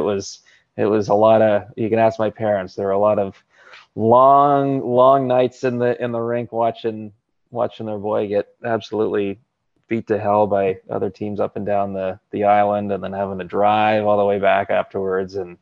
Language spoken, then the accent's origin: English; Campbell River, British Columbia, Canada; my hometown of Campbell River